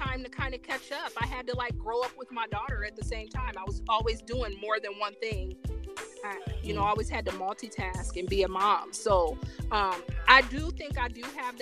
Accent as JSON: {"language": "English", "town": "Fort Wayne", "region": "Indiana", "country": "United States", "tie": "born or raised there", "said": "growing up in Fort Wayne, Indiana"}